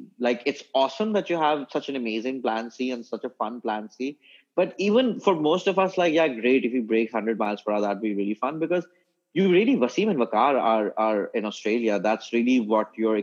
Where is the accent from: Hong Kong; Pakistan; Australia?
Pakistan; moved away as an adult; now in United Kingdom; I was born in this country